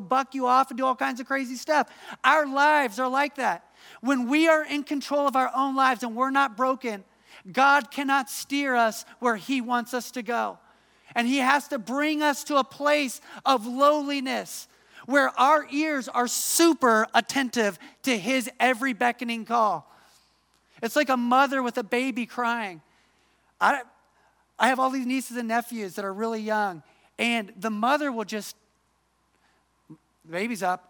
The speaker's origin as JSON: {"language": "English", "region": "Midwest", "country": "United States", "also_born_or_lived": "Atlanta, Georgia", "moved": "as an adult", "said": "I'm from the Midwest"}